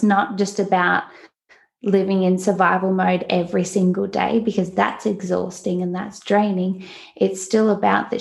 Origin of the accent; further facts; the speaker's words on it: Newcastle, New South Wales, Australia; I'm obviously from Australia, from the East Coast, a beautiful place called Newcastle that I think is paradise